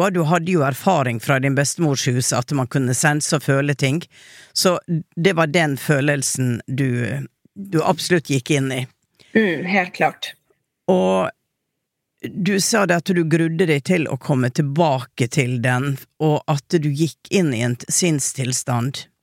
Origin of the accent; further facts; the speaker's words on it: Oslo, Norway; Jeg hadde en, en episode på Åndenes makt, jeg er fra Sankthanshaugen.